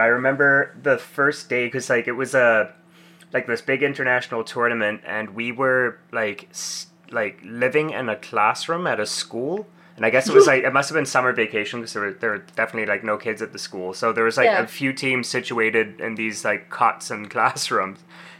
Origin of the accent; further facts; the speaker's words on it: South Africa; oh, we're from South Africa.